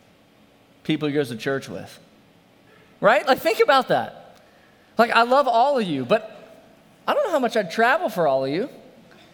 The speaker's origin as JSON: {"language": "English", "town": "New Orleans", "region": "Louisiana", "country": "United States", "said": "I'm from New Orleans"}